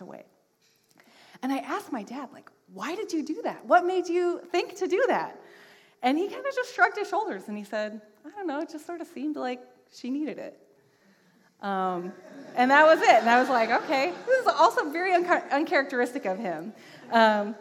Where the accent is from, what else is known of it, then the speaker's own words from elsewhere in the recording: Washington, United States; moved away; I am from Washington State.